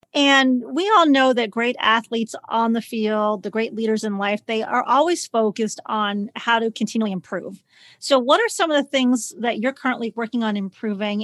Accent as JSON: {"language": "English", "town": "Chicago", "region": "Illinois", "country": "United States", "said": "I'm from Chicago"}